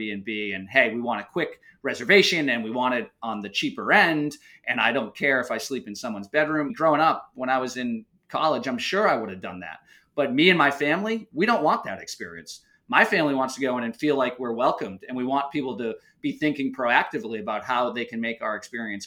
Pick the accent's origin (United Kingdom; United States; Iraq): United States; outside of Boston, Massachusetts; growing up outside of Boston, we would vacation down at the Cape